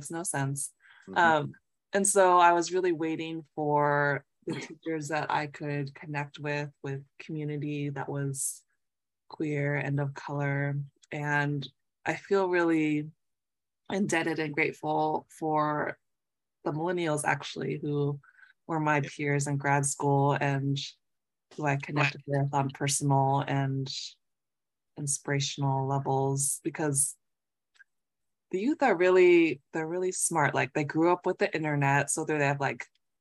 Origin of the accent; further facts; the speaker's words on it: Southern California, United States; now in Massachusetts, United States; a fellow Southern California raised poet